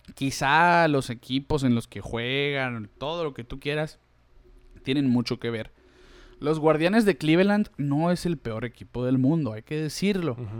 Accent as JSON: {"language": "Spanish", "country": "Mexico", "said": "nosotros que somos mexicanos"}